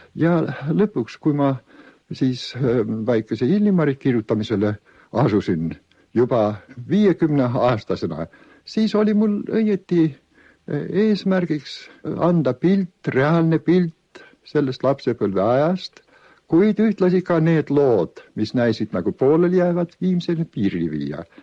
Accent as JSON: {"language": "Estonian", "area": "Ahja manor, Võnnu parish", "region": "Tartu County", "country": "Estonia", "tie": "born or raised there", "said": "minu varasem lapsepõlv ja ka varasem poisikesepõlv möödus Tartumaal, Võnnu kihelkonnas, tolleaegses Ahjamõises"}